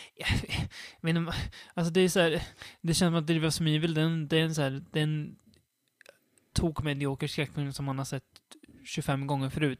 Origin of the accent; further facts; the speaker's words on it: Sweden; jag är en svensk som är van med våran västerländska kultur